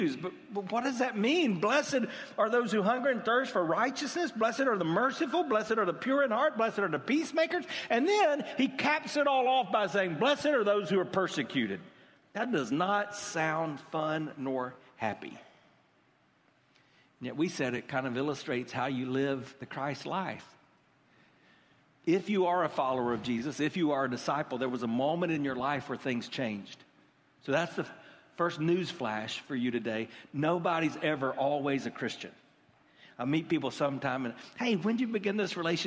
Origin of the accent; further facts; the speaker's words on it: United States; We're American